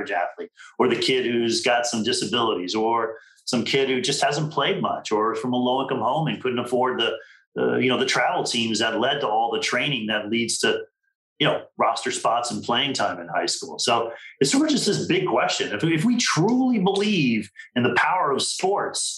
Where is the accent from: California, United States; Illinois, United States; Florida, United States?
Florida, United States; Miami; when I was a kid growing up in Miami